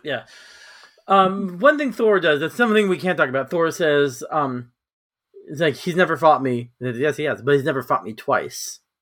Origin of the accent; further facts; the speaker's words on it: California, United States; I'm from California